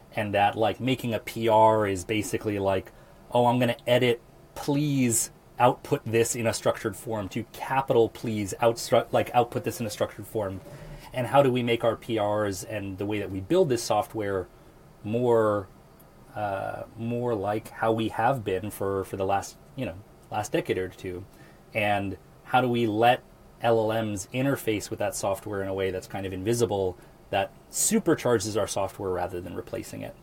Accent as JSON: {"language": "English", "town": "Lincoln", "region": "Nebraska", "country": "United States", "said": "I'm from Lincoln, Nebraska"}